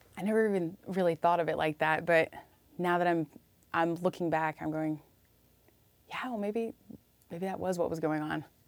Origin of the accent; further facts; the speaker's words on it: Illinois, United States; moved away as an adult; also born or lived in Iowa; now in Austin, Texas, United States; I'm from Illinois, small town Illinois